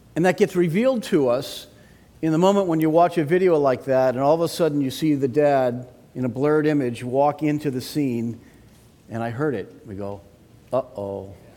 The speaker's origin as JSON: {"language": "English", "town": "Boston", "region": "Massachusetts", "country": "United States", "accent": "Boston", "said": "I had no traces of my Boston accent left at all"}